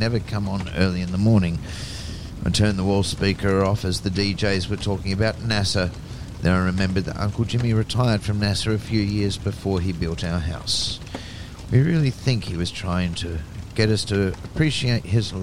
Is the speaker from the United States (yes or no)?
no; Adelaide, South Australia, Australia; moved away; also born or lived in Melbourne; I grew up in South Australia, in Adelaide